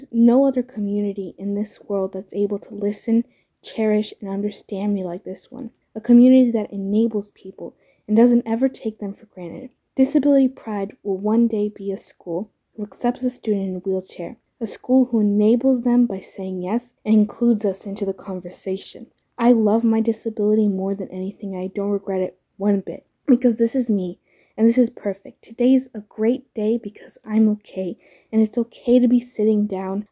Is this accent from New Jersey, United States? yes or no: no; Santa Cruz, California, United States; I'm from Santa Cruz, California, and I'm about to be a second-year student at UCSC.